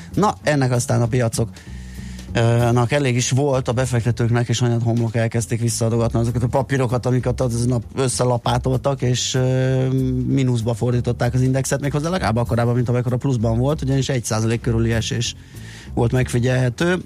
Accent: Budapest, Hungary; én a belvárosban nőttem fel még hozzá ne. olyan kertes, gangos, belső, udvaros

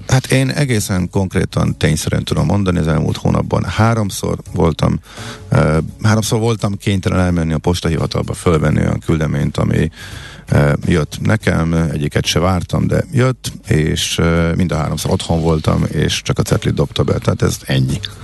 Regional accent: Zalaegerszeg, Zala, Hungary; moved away; Zalaeger Szeged jártam, ö, ahol én fölnőttem

